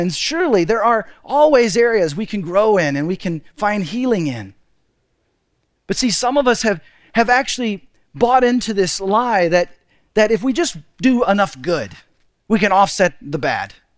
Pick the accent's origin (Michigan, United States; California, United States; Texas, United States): Texas, United States; moved away as an adult; also born or lived in Seattle; My wife, Deborah, and I, we grew up in Texas, but right after we got married, two months after we got married, we moved to Seattle